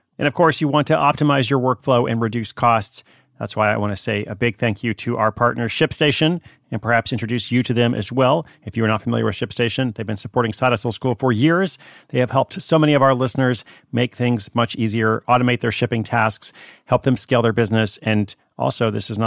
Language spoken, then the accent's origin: English; Portland, Oregon, United States; my hometown, Portland, Oregon